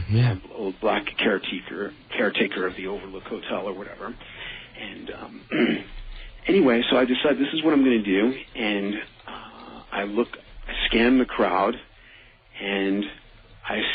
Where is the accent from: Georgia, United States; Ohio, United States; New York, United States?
New York, United States; New York City; I was from the Bronx